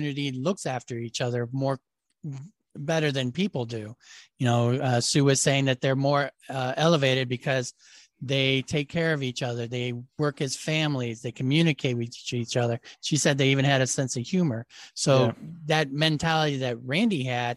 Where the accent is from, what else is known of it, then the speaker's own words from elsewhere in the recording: Ohio, United States; I'm from Ohio, so I'm very used to Minerva Monster